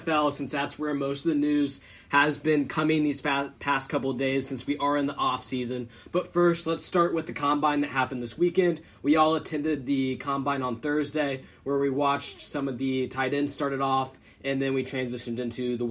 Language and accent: English; Indianapolis, Indiana, United States; I'm from Indy